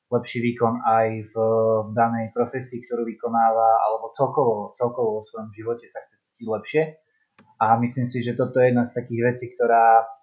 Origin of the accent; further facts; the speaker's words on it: Zvolen, Banská Bystrica Region, Slovakia; som zo Zvolena